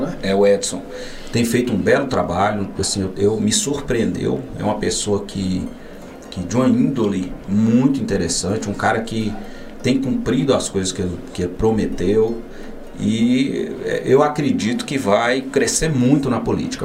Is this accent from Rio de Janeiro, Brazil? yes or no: no; north of Minas Gerais, Brazil; nós que somos do norte de Minas